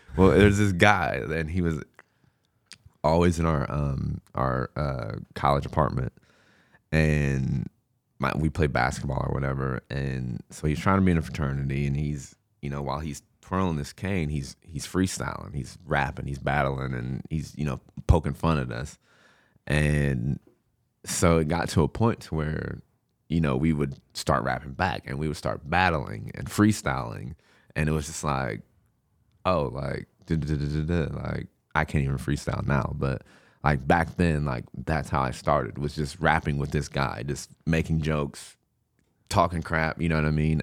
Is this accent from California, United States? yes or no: no; Du Quoin, Illinois, United States; also born or lived in St. Louis, Missouri; I grew up in Ducoin, uh, Illinois. I was actually born in Saint Louis.